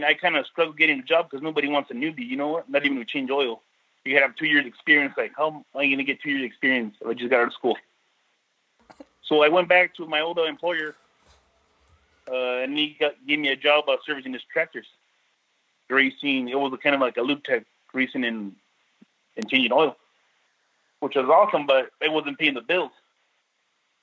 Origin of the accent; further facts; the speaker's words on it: Salinas, California, United States; also born or lived in San Francisco, California; I was born in San Francisco, California, and I raised here in Salinas, California.